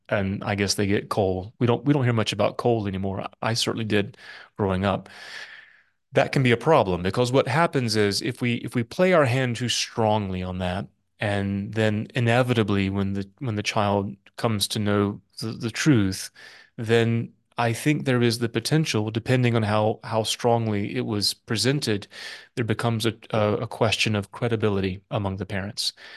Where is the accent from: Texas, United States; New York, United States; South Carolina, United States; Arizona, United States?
South Carolina, United States; now in North Carolina, United States; I'm from South Carolina, so have an interest in South Carolina. But as a North Carolinian now